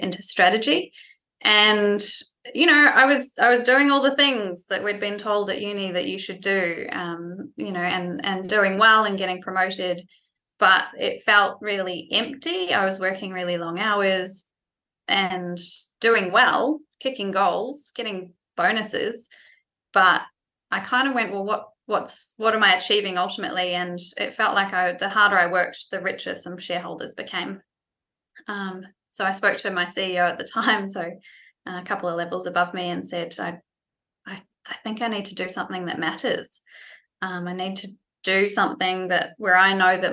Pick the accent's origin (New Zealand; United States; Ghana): New Zealand; moved away as an adult; also born or lived in France; now in Australia; I was born and bred in New Zealand